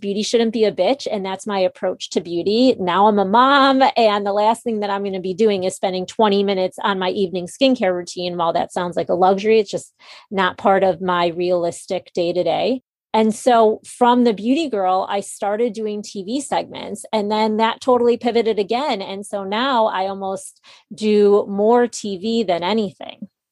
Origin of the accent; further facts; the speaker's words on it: Chicago, Illinois, United States; moved away as an adult; also born or lived in New York City; I'm from Chicago and moved back to Chicago